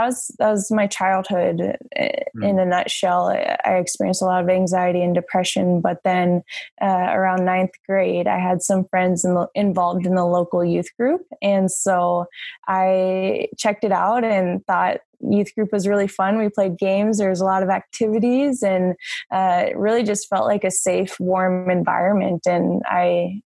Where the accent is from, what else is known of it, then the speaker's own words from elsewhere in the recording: Tampa, Florida, United States; now in Minnesota, United States; I grew up in Tampa, Florida.